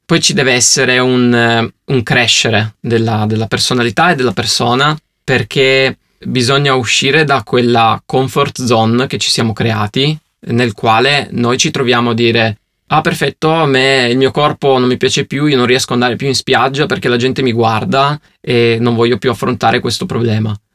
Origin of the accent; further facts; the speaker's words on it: Turin, Piedmont, Italy; io sono di Torino